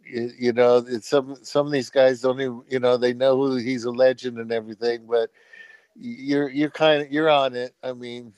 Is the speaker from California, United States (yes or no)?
yes; San Mateo, California, United States; I'm from San Mateo, California